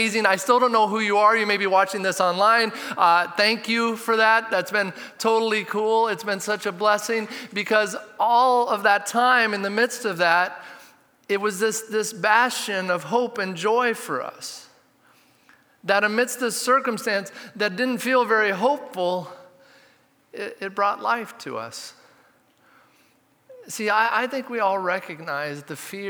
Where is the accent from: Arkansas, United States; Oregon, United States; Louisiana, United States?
Oregon, United States; Redmond; I grew up in Redmond, so we'd take this bike trip to Smith Rocks.